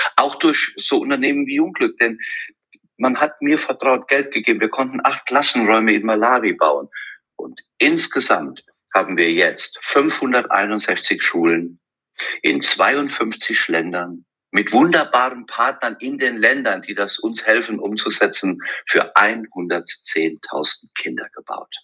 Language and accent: German; Westerwald, Rhineland-Palatinate, Germany; von meiner Heimat im Westerwald